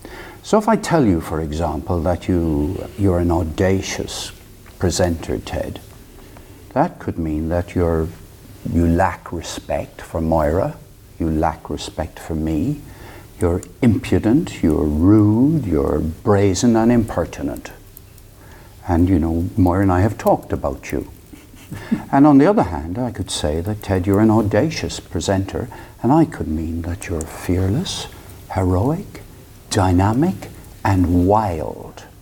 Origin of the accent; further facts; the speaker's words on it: Limerick, Munster, Ireland; moved away as an adult; also born or lived in United Kingdom; I was brought up in Ireland, in Limerick